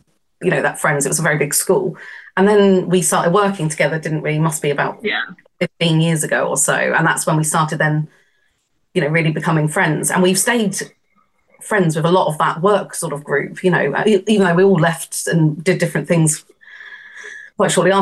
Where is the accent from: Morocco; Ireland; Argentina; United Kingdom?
United Kingdom; being British